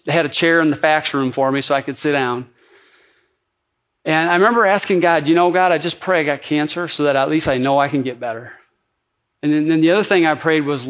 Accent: Lansing, Michigan, United States; I am the son of a GM factory worker in Lansing, Michigan.

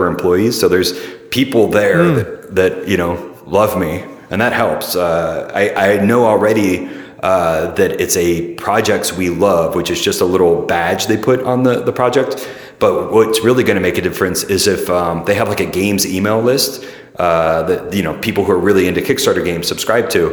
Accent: Middle Tennessee, United States; also born or lived in St. Louis, Missouri; now in San Francisco, United States; I was born in Middle Tennessee, an hour south of Nashville

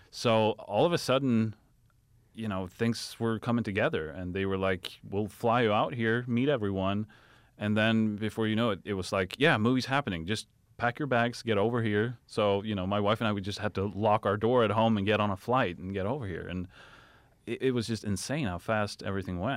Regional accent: Sweden; moved away; I'm from Sweden

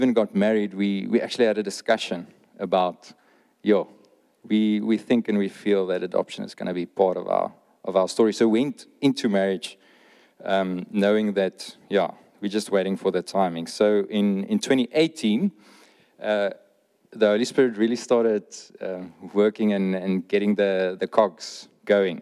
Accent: Oudtshoorn, Western Cape, South Africa; now in George, South Africa; I'm Afrikaans, born and bred in Oudtshoorn, and now in George

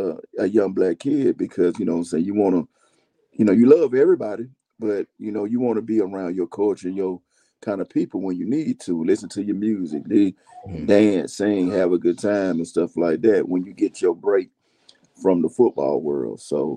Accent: Atlanta, Georgia, United States; also born or lived in Decatur; growing up in Atlanta, man, I was from that culture.

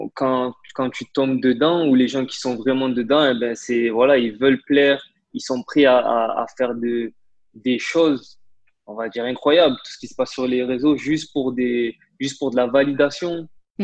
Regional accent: Marseille, Provence-Alpes-Côte d'Azur, France; je suis originaire de Marseille

